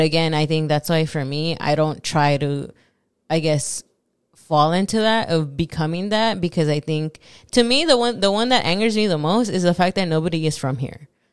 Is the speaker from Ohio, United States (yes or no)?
no; Los Angeles, California, United States; first language Spanish; English is a second language; I'm from Los Angeles, so I have another accent.